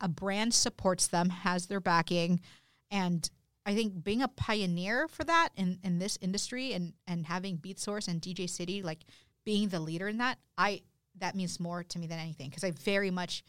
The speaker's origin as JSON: {"language": "English", "region": "California", "country": "United States", "tie": "born or raised there", "said": "You know, I grew up in Southern California."}